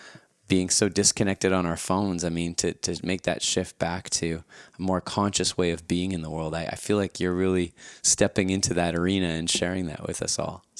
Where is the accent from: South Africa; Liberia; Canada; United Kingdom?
Canada; Winnipeg, Manitoba; born or raised there